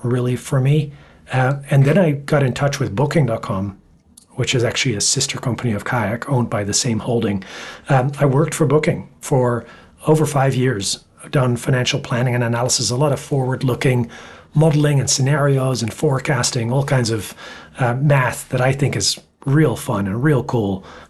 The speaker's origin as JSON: {"language": "English", "town": "Amsterdam", "region": "North Holland", "country": "Netherlands", "tie": "born or raised there", "also_born_or_lived": "Toronto, Canada / United States", "moved": "as an adult", "said": "I was born in Amsterdam in the Netherlands."}